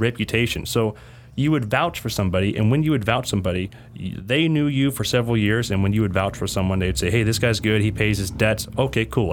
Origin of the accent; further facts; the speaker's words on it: Yuba City, California, United States; I was born in Yuba City.